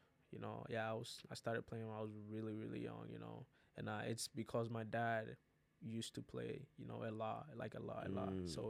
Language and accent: English; Ghana; now in United States; originally I'm from West Africa, Ghana